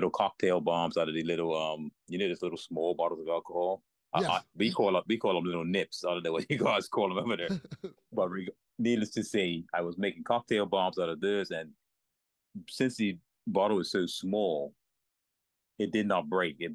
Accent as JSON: {"language": "English", "country": "Bermuda", "tie": "born or raised there", "said": "born in Berea, yeah, in Bermuda. Been so, there all my life."}